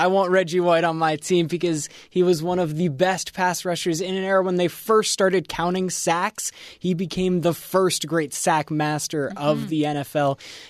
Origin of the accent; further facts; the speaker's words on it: Pennsylvania, United States; moved away; I come from Penn State country, and we have a pretty decent whiteout over there as well.